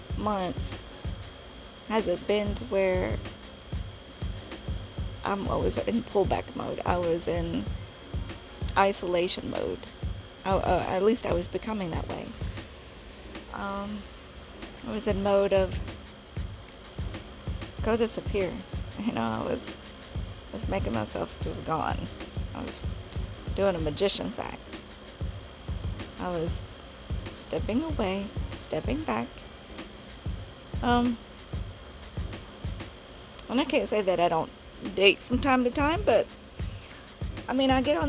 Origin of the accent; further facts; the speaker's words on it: Bowling Green, Kentucky, United States; in my hometown of Bowling Green, Kentucky